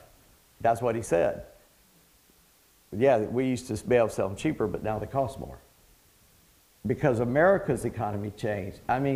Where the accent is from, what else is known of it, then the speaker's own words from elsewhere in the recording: England, United Kingdom; I'm not Greek, I'm English, so hell followed him.